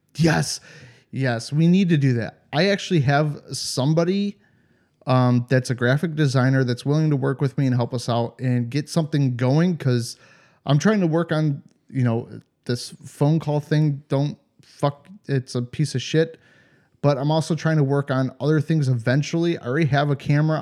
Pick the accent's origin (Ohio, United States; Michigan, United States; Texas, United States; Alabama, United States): Ohio, United States; Cleveland; moved away as an adult; now in Europe; I come from Cleveland